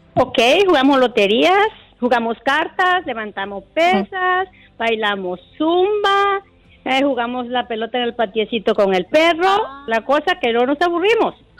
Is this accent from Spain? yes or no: no; Guatemala; con mis sobrinos somos de Guatemala y les estamos enseñando juegos de Guatemala